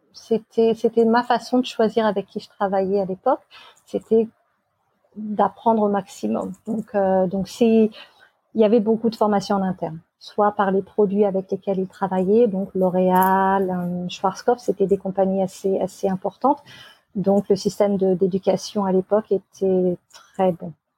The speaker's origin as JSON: {"language": "French", "town": "Amboise", "region": "Centre-Val de Loire", "country": "France", "tie": "born or raised there", "also_born_or_lived": "England", "moved": "as an adult", "lives_now": "Australia", "said": "je suis de France, originaire d'Amboise, et j'ai 41 ans"}